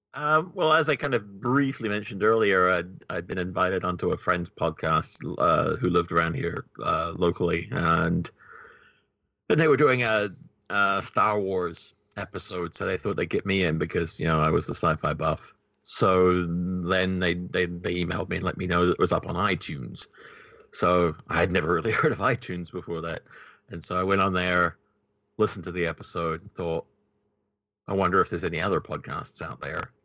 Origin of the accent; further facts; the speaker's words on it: New Zealand; New Zealand